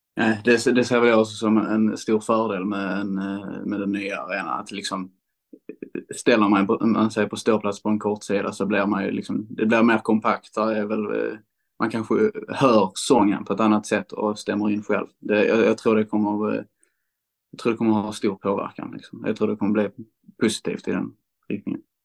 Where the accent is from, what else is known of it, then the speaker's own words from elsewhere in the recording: Landskrona, Skåne, Sweden; jag är uppvuxen i Landskrona och eh, bott mesta delen av mitt liv i Landskrona.